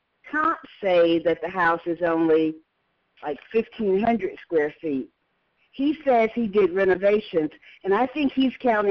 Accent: Atlanta, Georgia, United States; I'm from Atlanta.

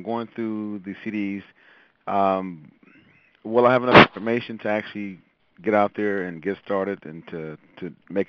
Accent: Los Angeles, California, United States; I'm Los Angeles.

